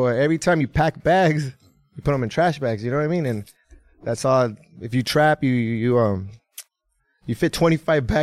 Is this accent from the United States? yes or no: yes; San Fernando, California, United States; also born or lived in Chihuahua, Mexico; I was born and raised in the San Fernando Valley, the city of San Fernando